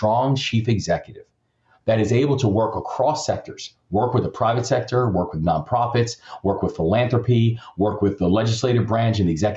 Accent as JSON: {"language": "English", "region": "Maryland", "country": "United States", "tie": "born or raised there", "said": "my home state"}